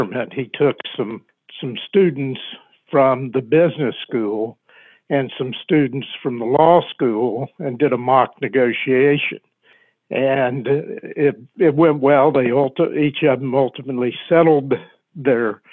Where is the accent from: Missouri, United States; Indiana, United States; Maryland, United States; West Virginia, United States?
West Virginia, United States; now in Washington, D.C., United States; Can't you listen to the way I talk and know that I'm a West Virginian? My family lives right down the road from where we're at.